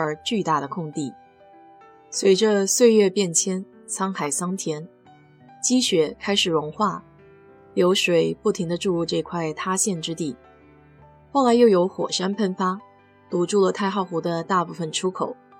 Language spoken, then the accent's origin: Chinese; China; 我们中国人